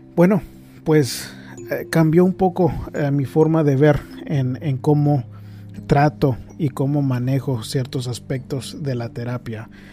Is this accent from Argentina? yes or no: no; northern Mexico, Mexico; yo también soy norteño del área de México